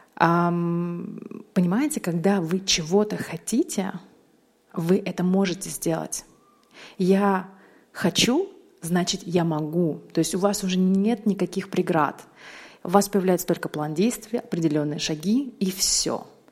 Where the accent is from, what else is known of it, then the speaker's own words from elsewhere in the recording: Uzbekistan; now in Russia; Я переехала в Россию 20 лет назад с родителями. То есть Россия моя историческая родина, но я родилась в Узбекистане. И это моя родина, моя любимая страна